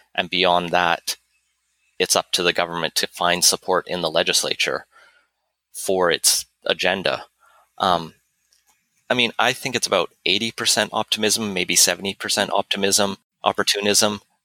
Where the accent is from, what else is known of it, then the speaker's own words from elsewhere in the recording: Alberta, Canada; moved away as an adult; also born or lived in United Kingdom; now in British Columbia, Canada; I grew up in Alberta